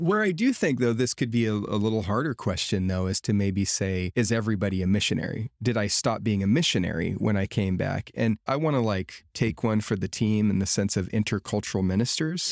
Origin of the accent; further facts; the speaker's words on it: United States; living here in my home culture of America